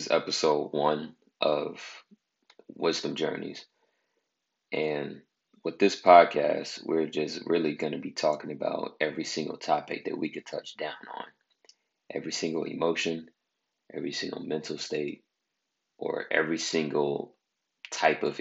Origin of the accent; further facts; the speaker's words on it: Bay Area, California, United States; I'm from the Bay Area of California